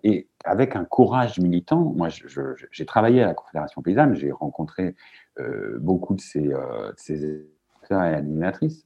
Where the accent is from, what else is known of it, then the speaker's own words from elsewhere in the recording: Manche, Normandy, France; chez moi, dans la Manche